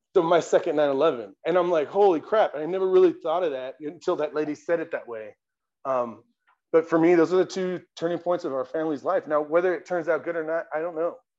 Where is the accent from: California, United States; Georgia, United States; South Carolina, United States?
California, United States; San Diego; now in Colorado Springs, United States; I'm from San Diego